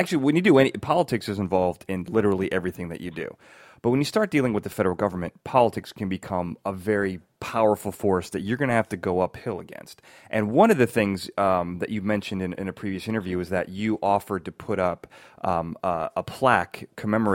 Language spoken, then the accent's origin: English; Chicago, Illinois, United States; moved away; I'm from Chicago